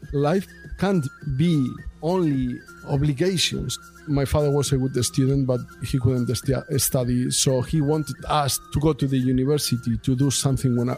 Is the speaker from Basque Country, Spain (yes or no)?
yes; Bilbao, Basque Country, Spain; moved away as an adult; also born or lived in Arredondo; I'm from Bilbao. And I was living there my first 30 years. Of my life